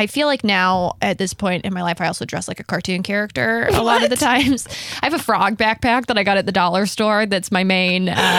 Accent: New Jersey, United States; also born or lived in New York / London / Texas; Yeah, so I grew up kind of all over the place. I was born in New Jersey. I lived in New York for a little bit. I lived in London for a short amount of time. Wow. Texas.

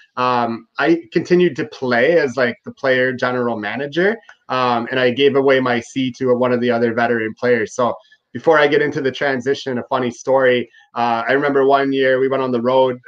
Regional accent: Ottawa, Ontario, Canada; also born or lived in Prince Edward Island / upstate New York; I was born in Prince Edward Island on the East Coast and moved to Ottawa with my family when I was two. Uh, you know, I grew up in Ottawa

